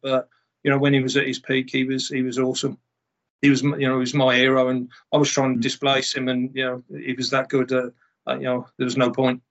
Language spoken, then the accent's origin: English; Smethwick, West Midlands, United Kingdom; I was brought up in the Midlands, um, born in uh, Smethwick or just outside of Birmingham